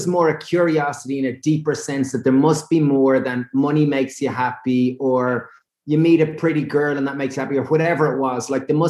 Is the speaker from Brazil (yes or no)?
no; Ireland; being Irish